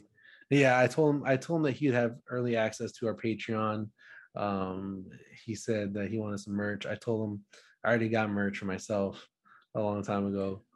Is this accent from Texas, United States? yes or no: yes; Dallas, Texas, United States; I'm from Dallas, Texas